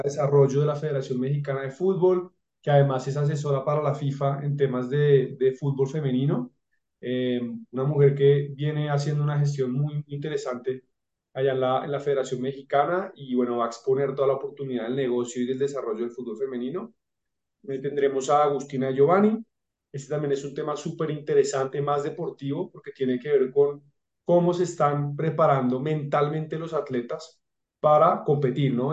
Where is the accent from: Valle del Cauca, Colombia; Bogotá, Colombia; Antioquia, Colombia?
Bogotá, Colombia; yo soy de Bogotá